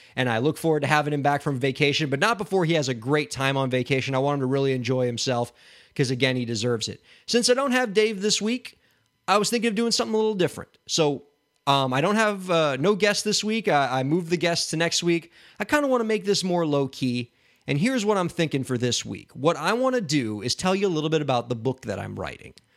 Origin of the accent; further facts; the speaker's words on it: Miami, Florida, United States; my hometown of Miami